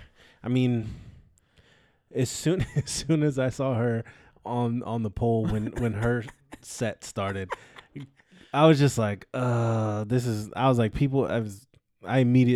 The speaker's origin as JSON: {"language": "English", "region": "California", "country": "United States", "tie": "born or raised there", "said": "Yes, I grew up in California, close mm-hmm. to San Francisco."}